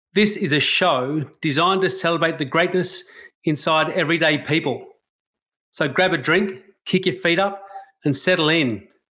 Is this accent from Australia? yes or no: yes; Australia; As a white Australian